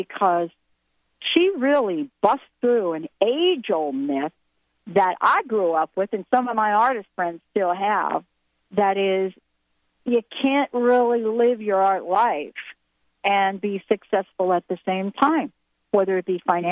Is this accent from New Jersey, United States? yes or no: no; New York, United States; I grew up in New York, and one of the things that happened to me as a child growing up in the city